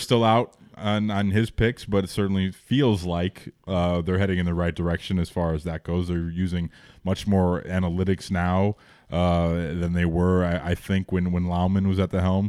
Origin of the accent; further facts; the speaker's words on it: Chicago, Illinois, United States; we grew up in the Jordan era. So it was in Rogers Park